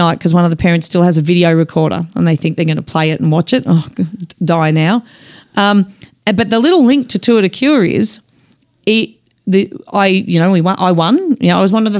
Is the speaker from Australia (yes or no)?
yes; Dingley Village, Victoria, Australia; also born or lived in Glen Waverley; So we went there even though we lived in Dingley actually when we first started. Oh, we grew up in Dingley.